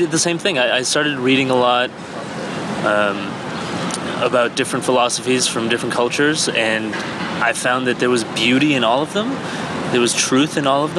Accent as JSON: {"language": "English", "country": "Canada", "tie": "born or raised there", "also_born_or_lived": "Iran", "said": "I was born in Iran, and I moved to Canada when I was 5."}